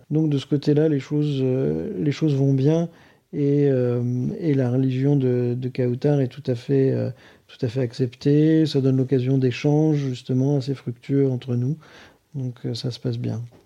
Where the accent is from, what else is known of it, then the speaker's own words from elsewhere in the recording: Boulogne-sur-Mer, Hauts-de-France, France; J'ai grandi dans le Pas-de-Calais, à Boulogne-sur-Mer